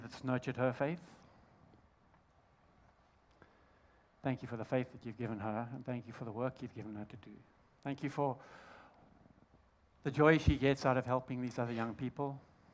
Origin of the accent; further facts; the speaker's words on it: Zimbabwe; accent: Southern African; I'm actually from Zimbabwe